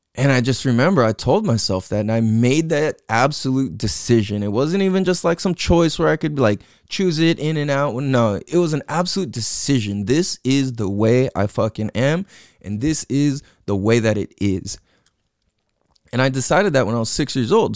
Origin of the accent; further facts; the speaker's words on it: San Diego, California, United States; also born or lived in Hawaii / Imperial Beach, California / Clairemont, San Diego; I grew up in San Diego, California, and grew up in Mira Mesa, Mecca Town